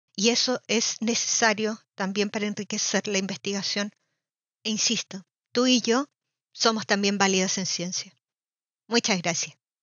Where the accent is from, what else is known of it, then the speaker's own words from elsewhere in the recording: Chile; moved away as an adult; now in Germany; Soy de Chile y realicé mi doctorado en microbiología marina en Alemania, donde sigo viviendo